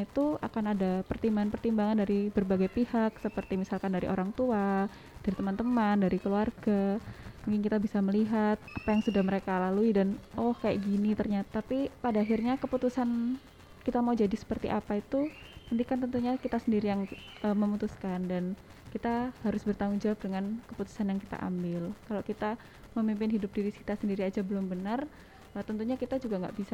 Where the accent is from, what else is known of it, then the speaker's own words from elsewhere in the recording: Probolinggo, East Java, Indonesia; Perkenalkan … Saya dari Probolinggo.